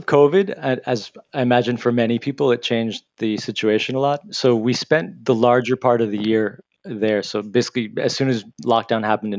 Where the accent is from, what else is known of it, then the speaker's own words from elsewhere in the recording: New Hyde Park, New York, United States; moved away as an adult; now in Brooklyn, United States; I am a New Yorker originally from Long Island. I grew up in New Hyde Park. I went to an all-boys Catholic high school named Chaminade.